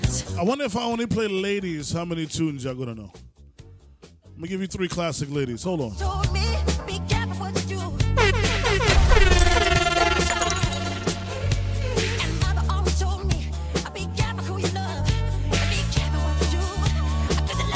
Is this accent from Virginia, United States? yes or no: no; New York City, New York, United States; also born or lived in Trinidad and Tobago; I'm a kid from Brooklyn with Trinidad ties, Trinidad roots